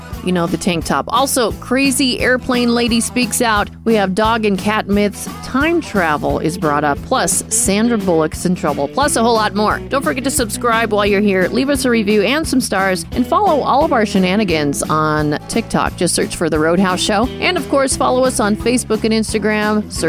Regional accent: Arizona, United States; I'm from Arizona.

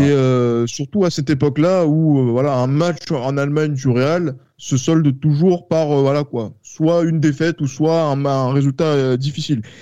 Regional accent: France; en tant que Français, moi petit justement, donc euh, qui découvre le football

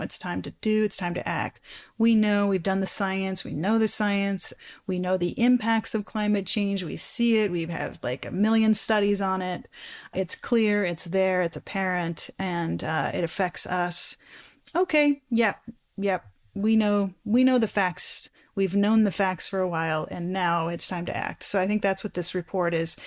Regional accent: Black Forest, Colorado, United States; I grew up in the Black Forest in Colorado, which is a ponderosa pine

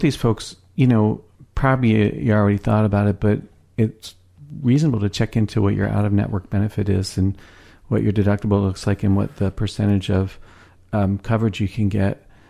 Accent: Philadelphia, Pennsylvania, United States; now in Seattle, United States; I'm from Philadelphia, right? I got here almost on a whim

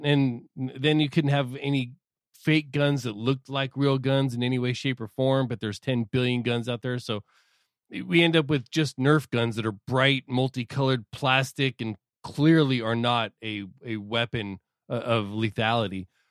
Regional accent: Southern California, United States; I'm not from L A, I'm just from Southern California

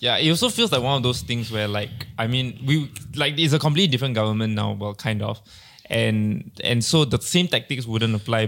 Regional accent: Malaysia; As a Malaysian

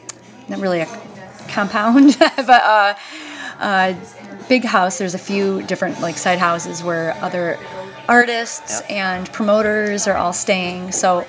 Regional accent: Clay, New York, United States; Clay, New York.

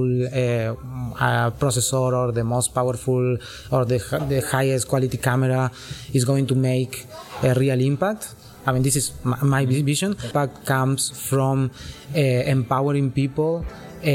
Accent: Córdoba, Argentina; moved away; I was born in Argentina

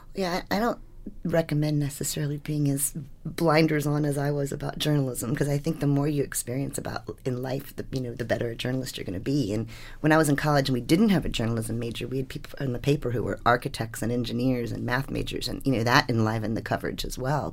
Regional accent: Washington, District of Columbia, United States; I grew up in Washington, D C during Watergate

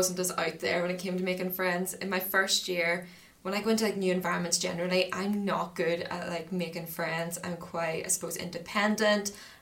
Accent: Banbridge, Northern Ireland, United Kingdom; moved away as an adult; now in Belfast, United Kingdom; I'm originally from Banbridge

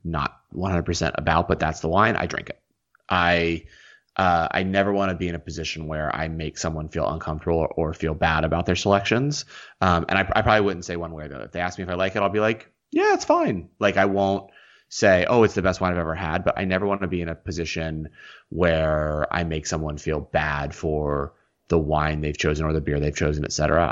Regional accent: the South, United States; I am from the South.

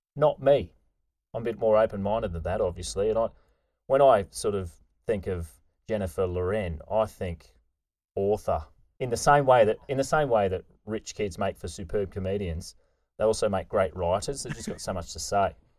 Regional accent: Queensland, Australia; moved away; grew up in Queensland

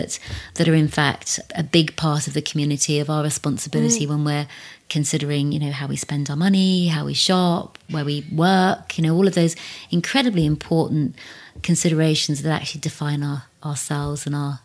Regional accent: South East England, United Kingdom; growing up in Berkshire, there were only two families that were of colour. So I kind of grew up.

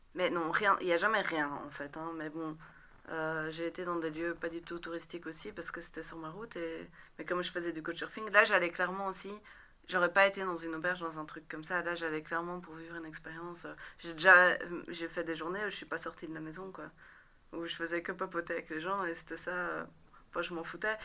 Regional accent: Rixensart, Wallonia, Belgium; also born or lived in Beirut, Lebanon; j'ai grandi à Rixensart, entre Rixensart et Scarbeck

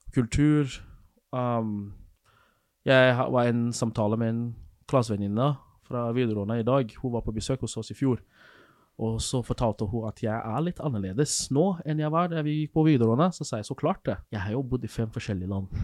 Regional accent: Nigeria; moved away as an adult; now in Norway; der jeg kommer fra, i Nigeria

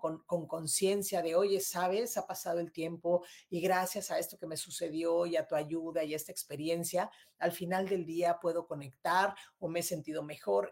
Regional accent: Mexico City, Mexico; moved away as an adult; now in Monterrey, Mexico; yo soy de Ciudad de México y me vine a vivir aquí a Monterrey hace ya unos años

